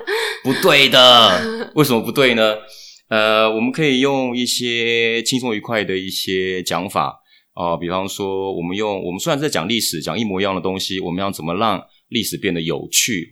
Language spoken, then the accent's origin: Chinese; Taiwan; 我们台湾人比较敏锐